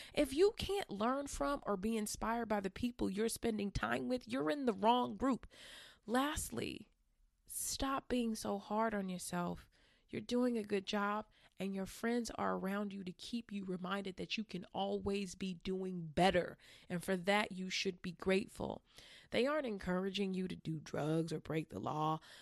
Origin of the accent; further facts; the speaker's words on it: California, United States; I'm from California